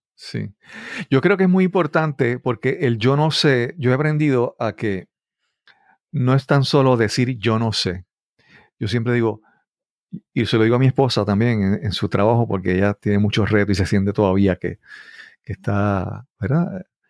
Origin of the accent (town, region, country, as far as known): Puerto Rico